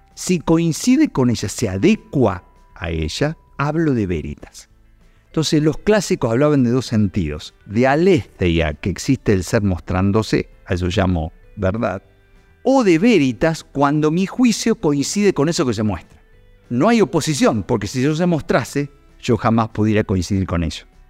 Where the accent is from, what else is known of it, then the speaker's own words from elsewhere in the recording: Luján, Buenos Aires Province, Argentina; now in Córdoba, Argentina; yo en realidad soy adoptivo cordobés, pero soy oriundo de Luján, soy bonaerense